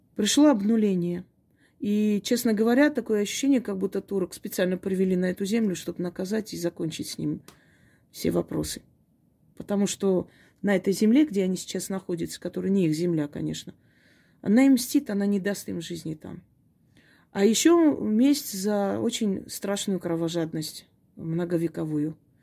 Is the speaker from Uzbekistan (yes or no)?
no; Armenia; Я, я армянка, да, я никогда это не скрывала